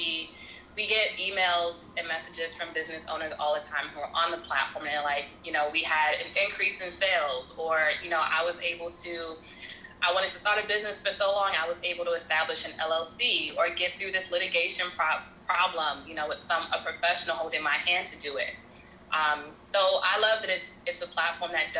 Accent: New York City, New York, United States; I'm born and raised in Brooklyn, New York

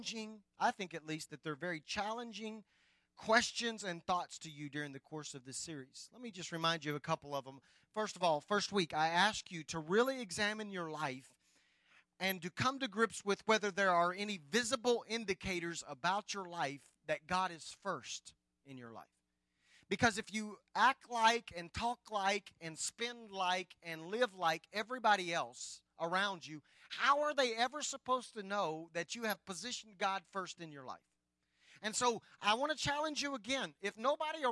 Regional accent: Anadarko, Oklahoma, United States; I grew up in Anadarko and traveled over to Apache all of my teenager years.

